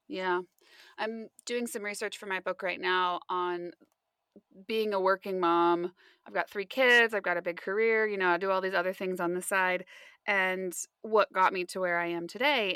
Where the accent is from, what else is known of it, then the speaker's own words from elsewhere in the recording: West Coast, United States; I grew up on the West Coast my whole life